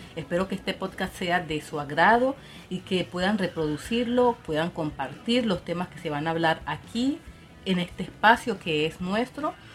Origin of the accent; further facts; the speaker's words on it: Colombia; yo soy colombiana